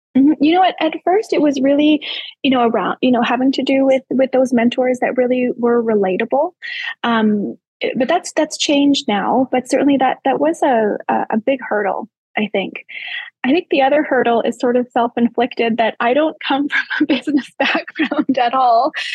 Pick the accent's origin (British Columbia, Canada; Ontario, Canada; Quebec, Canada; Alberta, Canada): Alberta, Canada; Calgary; I was born in St. Albert, but don't tell anybody. I moved to Calgary when I was two months old